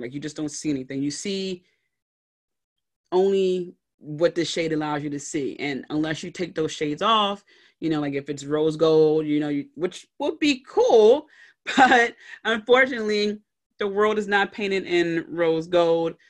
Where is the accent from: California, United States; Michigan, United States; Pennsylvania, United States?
Pennsylvania, United States; Philadelphia; in my hometown in Philly